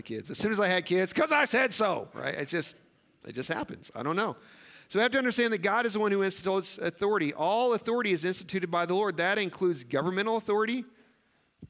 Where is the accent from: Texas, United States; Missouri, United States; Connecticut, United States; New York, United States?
Missouri, United States; now in Nebraska, United States; I grew up in Missouri.